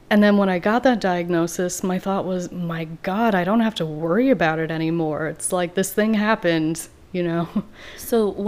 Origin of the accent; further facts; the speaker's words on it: Iowa, United States; moved away as an adult; also born or lived in Wisconsin / Madison, Wisconsin; now in Baltimore, United States; Um, I'm from Iowa